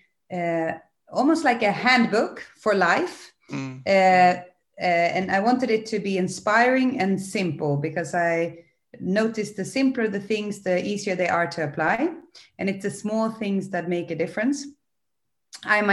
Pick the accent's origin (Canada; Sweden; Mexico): Sweden; also born or lived in England / United States; now in Netherlands; I'm originally from Sweden, but I've lived abroad in England and in the US, and lived since almost 18 years here in Holland